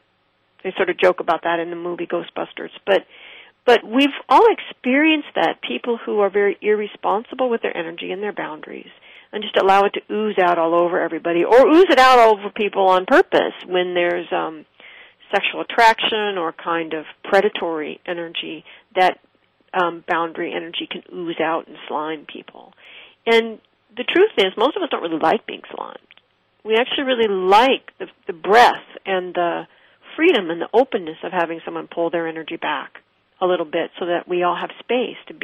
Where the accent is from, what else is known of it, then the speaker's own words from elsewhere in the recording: West Coast, United States; I did not grow up in New York. I grew up on the West Coast.